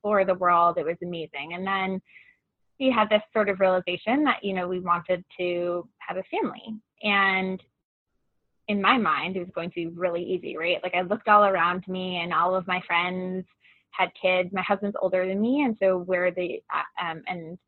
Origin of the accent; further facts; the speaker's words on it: Long Island, New York, United States; moved away as an adult; also born or lived in Boston, Massachusetts / Ann Arbor, Michigan; now in Chicago, United States; I grew up in New York and spent most of my I spent all of my childhood years on Long Island